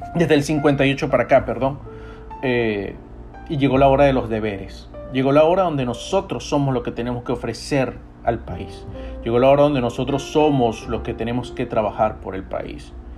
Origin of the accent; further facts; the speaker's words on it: Venezuela; now in United States; yo como venezolano